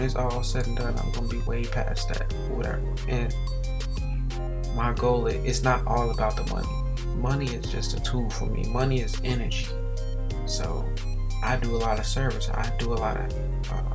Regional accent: Gary, Indiana, United States; also born or lived in Atlanta, Georgia; I was born in Atlanta, but moved to Gary when I was 2

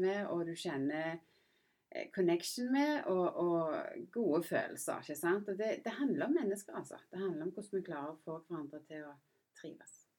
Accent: Randaberg, Rogaland, Norway; moved away as an adult; also born or lived in England / United States / London; jeg er jo født og oppvokst på Randaberg

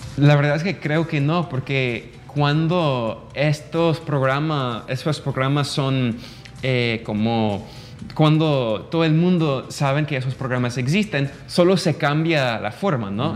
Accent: United States; now in Nicaragua; para mí como norteamericano

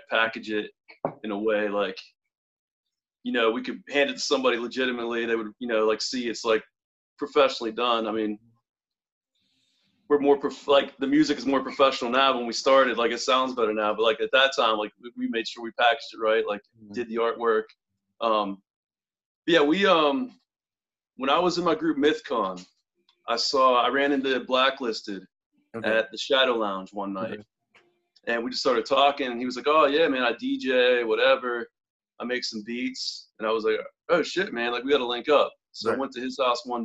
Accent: Butler, Pennsylvania, United States; moved away as an adult; now in Pittsburgh, United States; I grew up in Butler, PA

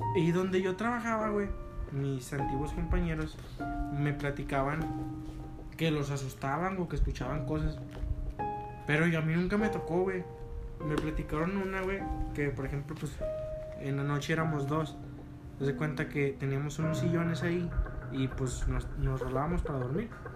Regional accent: Gómez Palacio, Durango, Mexico; todos somos de aquí de Gómez

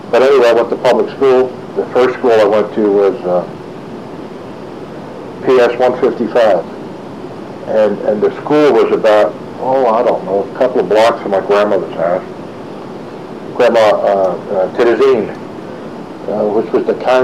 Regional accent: New York City, New York, United States; growing up as a kid in Brooklyn

